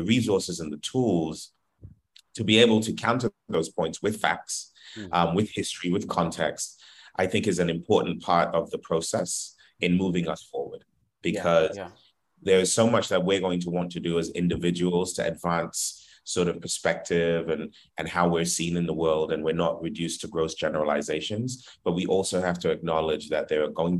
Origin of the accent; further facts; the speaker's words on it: Trinidad & Tobago; also born or lived in Philadelphia; now in United States; I'm not actually from America. I'm from the Caribbean, but I've been a citizen pretty recently, and I've been a resident